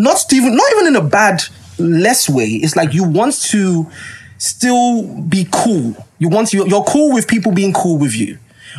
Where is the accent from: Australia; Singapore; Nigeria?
Nigeria; Like, yeah, I'm a Nigerian man.